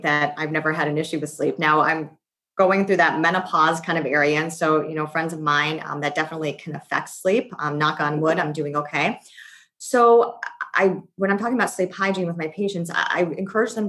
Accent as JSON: {"language": "English", "town": "Worcester", "region": "Massachusetts", "country": "United States", "tie": "born or raised there", "said": "I was born in Worcester, Massachusetts, about an hour outside of Boston."}